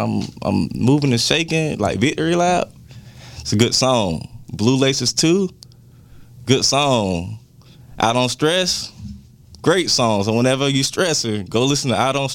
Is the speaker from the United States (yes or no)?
yes; Jacksonville, Florida, United States; I'm from Jacksonville